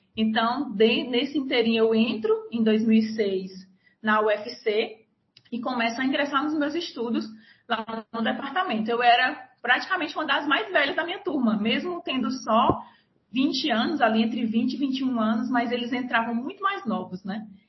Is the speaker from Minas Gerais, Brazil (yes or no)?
no; Nova Russas, Ceará, Brazil; moved away as an adult; also born or lived in Fortaleza; now in Rio Grande do Norte, Brazil; Eu sou natural do Ceará, mas eu vivi até os 17 anos no interior do estado, num município chamado Nova Russas.